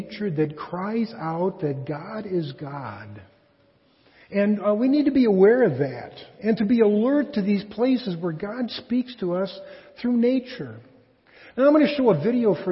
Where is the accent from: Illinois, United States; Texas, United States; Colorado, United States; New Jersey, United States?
Illinois, United States; Chicago; I'm from Chicago